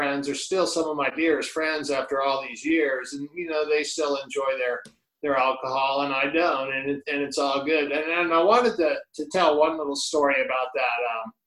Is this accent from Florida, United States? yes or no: yes; Miami, Florida, United States; Growing up in Coconut Grove, Miami, in the 70s